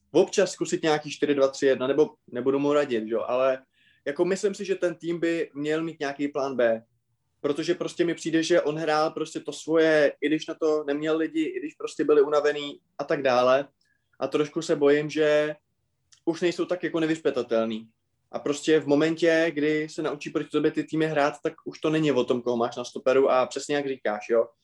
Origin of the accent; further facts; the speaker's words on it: České Budějovice, South Bohemian Region, Czechia; Já když jsem byl v septimě na víceletém gymnáziu u nás v Budějcích